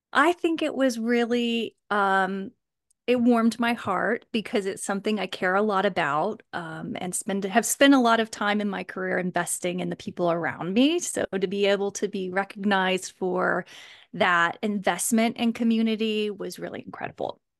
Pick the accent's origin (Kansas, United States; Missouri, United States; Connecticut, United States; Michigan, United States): Kansas, United States; I actually grew up in Kansas